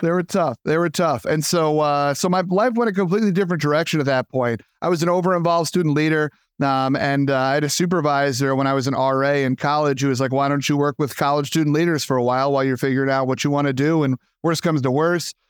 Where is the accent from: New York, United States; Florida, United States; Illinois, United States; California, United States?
New York, United States; Long Island; I'm born and raised in Long Island, New York.